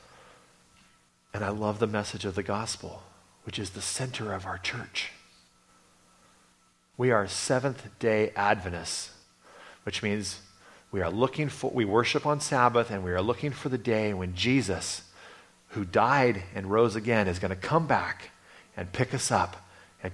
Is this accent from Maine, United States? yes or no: no; Redding, California, United States; I grew up in Redding, California for many, many years